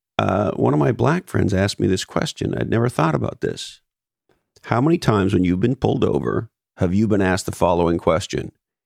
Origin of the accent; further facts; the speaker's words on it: Canada; now in United States; I did not grow up as a child in the U.S. I grew up in Canada.